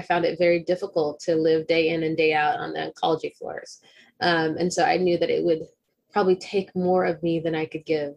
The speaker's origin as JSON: {"language": "English", "region": "Texas", "country": "United States", "said": "I'm a Texan"}